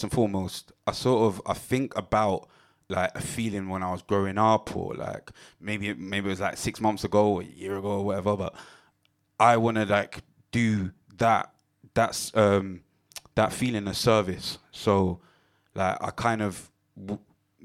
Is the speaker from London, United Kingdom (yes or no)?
yes; London, United Kingdom; Growing up in Tottenham.